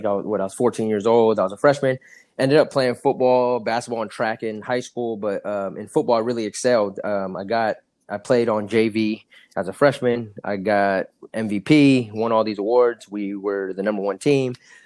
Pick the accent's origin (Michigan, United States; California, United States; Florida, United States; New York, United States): California, United States; Seaside; also born or lived in Philadelphia, Pennsylvania / Los Altos, California / Saratoga, California; My mom hopped on a train and she took us to California. So I tell everyone I'm from California. I was actually born in Philadelphia, but I was raised in California.